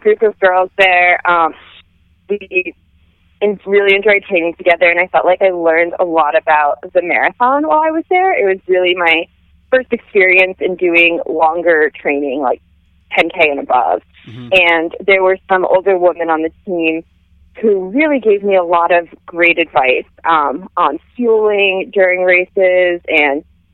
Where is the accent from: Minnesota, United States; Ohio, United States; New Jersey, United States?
New Jersey, United States; right outside of Princeton; moved away as an adult; also born or lived in New York / Michigan; now in Boston, United States; I grew up in New Jersey, right outside of Princeton